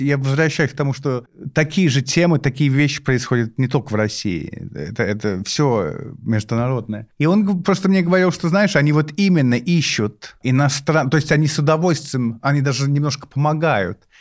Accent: London, United Kingdom; Russian is a second language; moved away as an adult; now in Moscow, Russia; Я из Лондона и живу в Москве

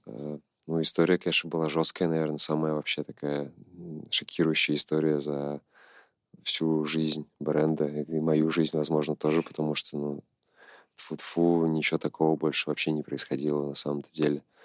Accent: Nizhny Novgorod, Nizhny Novgorod Oblast, Russia; родился в Нижнем Новгороде, прожил здесь большую часть своей жизни

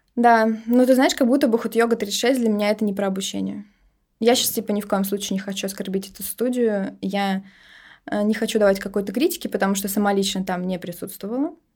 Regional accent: Saint Petersburg, Russia; Родилась я тут. Я истинная петербурженка, кровная.

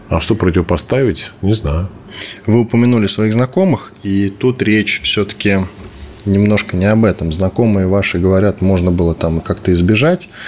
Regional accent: Moscow, Russia; Да, я из

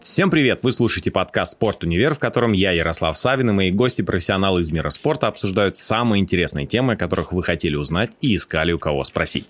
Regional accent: Russia

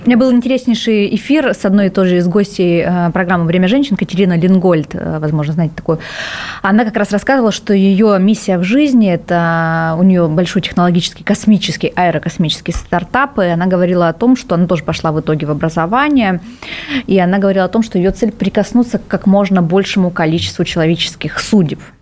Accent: Vladivostok, Primorsky Krai, Russia; я, например, родилась во Владивостоке, меня этот город научил принимать быстро решения

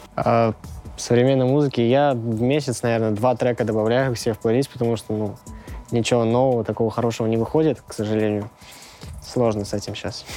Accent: Pervomaysky, Tambov Oblast, Russia; Я из Тамбовской области, поселок Первомайский

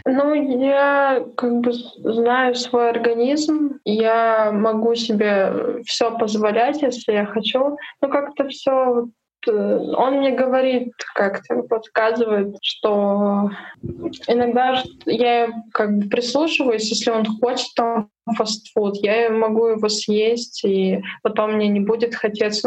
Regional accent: Urals, Russia; now in Moscow, Russia; я с Урала

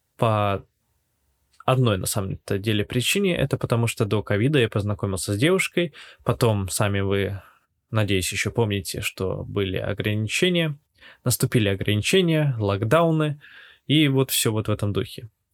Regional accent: Latvia; moved away as an adult; now in Yekaterinburg, Russia; родился и вырос в Латвии, и в конце 2021 года я переехал в Россию. А если быть более конкретным, в Екатеринбург.

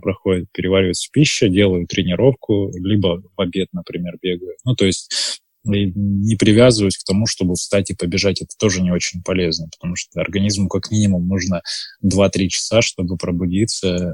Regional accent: Barnaul, Altai Krai, Russia; now in Moscow, Russia; я сам из Барнаула

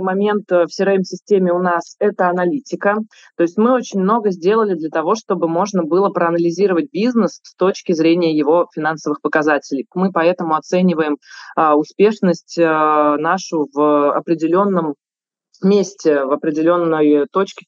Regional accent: Saint Petersburg, Russia; я тоже как петербурженка

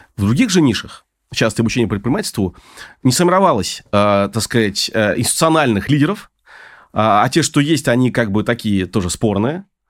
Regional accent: Saint Petersburg, Russia; moved away as an adult; now in Moscow, Russia; я хотя петербуржец, но последние двенадцать лет я в Москве

